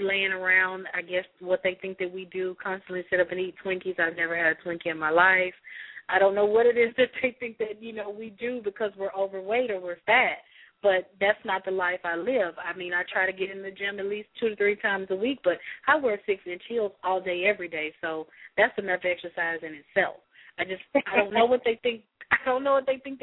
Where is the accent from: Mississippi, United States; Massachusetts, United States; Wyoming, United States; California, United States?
Mississippi, United States; I'm from Mississippi